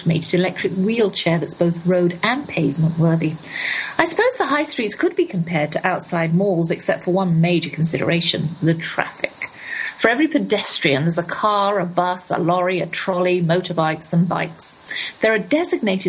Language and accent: English; England, United Kingdom; moved away; also born or lived in United States